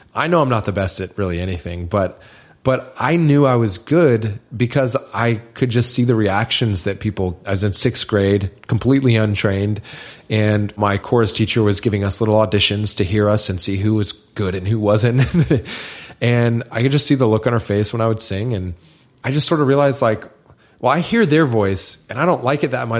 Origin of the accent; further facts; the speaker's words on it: Niceville, Florida, United States; moved away; I'm some loser from Niceville